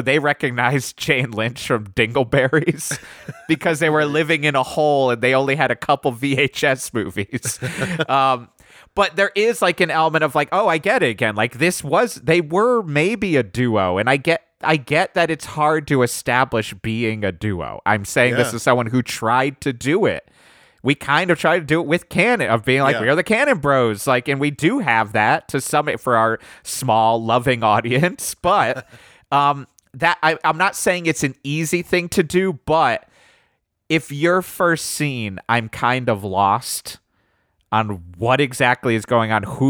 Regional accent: Germany; I grew up in Germany.

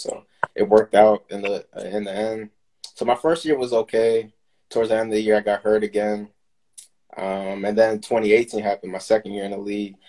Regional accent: Maryland, United States; born and raised in Maryland, so I'm from this area. Been here my whole life, pretty much

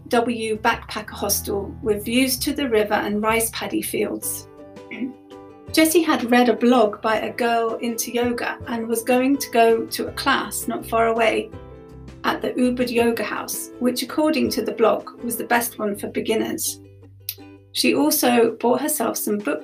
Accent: London, United Kingdom; now in Bath, United Kingdom; Growing up in London during the 1980s

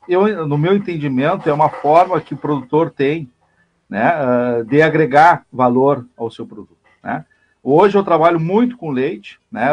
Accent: Pantano Grande, Rio Grande do Sul, Brazil; eu sou de Pantano Grande, moro em Pantano Grande, município vizinho aqui

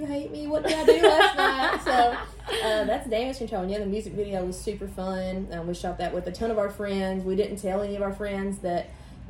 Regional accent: Eastern Kentucky, United States; moved away as an adult; now in Nashville, United States; I'm originally from Kentucky, Eastern Kentucky, and I've been in Nashville about 5 years.

